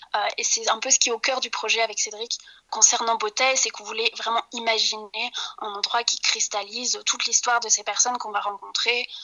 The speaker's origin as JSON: {"language": "French", "region": "Normandy", "country": "France", "moved": "as an adult", "lives_now": "Brussels, Belgium", "said": "moi, je suis arrivée à Bruxelles il y a 7 ans parce que je suis, je suis française, normande"}